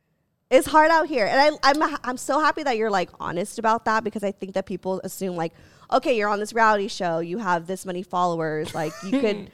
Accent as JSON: {"language": "English", "town": "Los Angeles", "region": "California", "country": "United States", "said": "I'm from LA."}